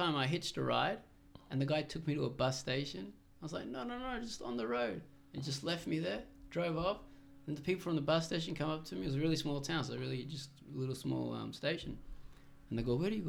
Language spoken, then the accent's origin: English; Netanya, Central District, Israel; now in Australia; I'm Australian, but on my passport, it says the city where I was born, which is Netanya, an Israeli coastal city.